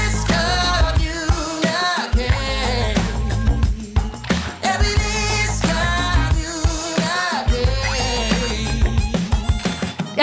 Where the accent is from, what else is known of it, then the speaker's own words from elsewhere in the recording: Michigan, United States; I grew up in Michigan